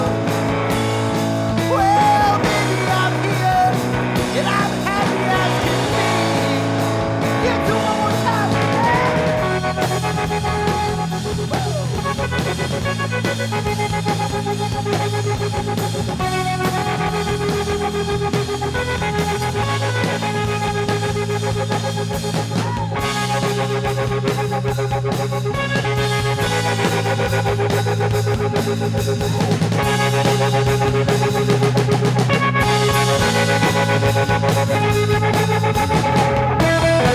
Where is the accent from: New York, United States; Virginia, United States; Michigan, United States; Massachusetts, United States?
Massachusetts, United States; we're from Massachusetts